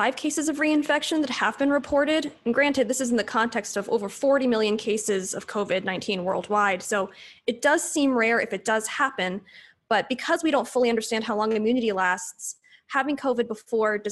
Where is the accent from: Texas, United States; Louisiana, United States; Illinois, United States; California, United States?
California, United States; San Diego; also born or lived in Pittsburgh / Los Angeles / Irvine; I'm originally from San Diego